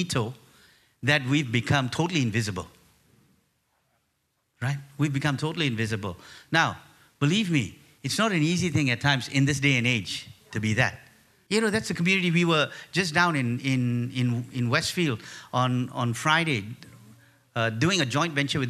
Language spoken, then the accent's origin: English; Malaysia; we're from Malaysia, she's Chinese in her makeup and I'm Sri Lankan in mine